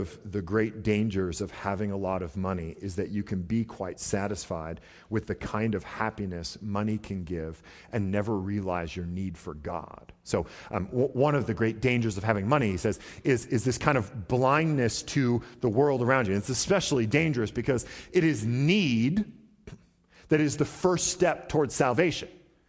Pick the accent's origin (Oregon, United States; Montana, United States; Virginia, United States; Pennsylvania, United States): Oregon, United States; Portland; I mean, I remember growing up, we grew up in Southeast Portland, which is not a great neighborhood.